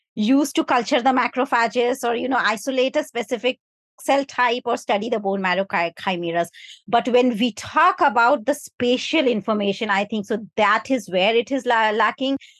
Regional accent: India; now in United Kingdom; I come from India

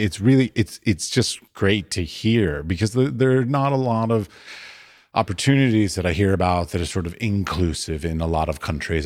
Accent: United States; now in Norway; as an American.

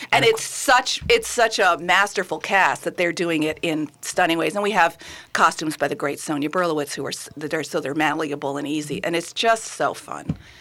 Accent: New York, United States; moved away as an adult; also born or lived in Massachusetts; now in Minnesota, United States; I'm a New Yorker

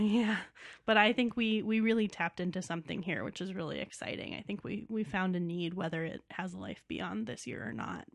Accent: New York City, New York, United States; also born or lived in Boston; now in Chicago, United States; New York City, which is home for me

